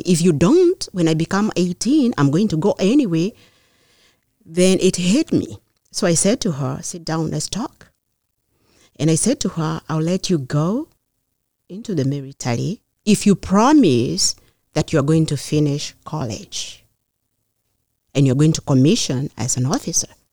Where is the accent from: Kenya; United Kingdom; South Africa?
Kenya; moved away as an adult; now in Beverly, United States; I grew up in Kenya.